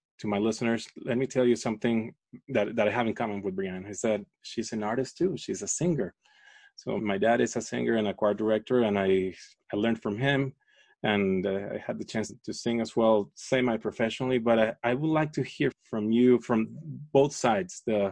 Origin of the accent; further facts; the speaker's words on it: Caracas, Capital District, Venezuela; moved away; I grew up in Venezuela, in Caracas